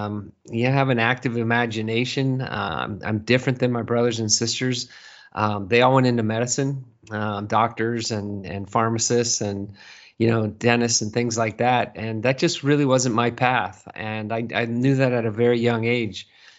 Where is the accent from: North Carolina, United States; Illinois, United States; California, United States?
California, United States; Burlingame; moved away as an adult; now in Seattle, United States; No, I grew up in Burlingame, California. And I lived there in the Bay Area up until I was probably 30. I was probably 36, 37 when we moved to Seattle.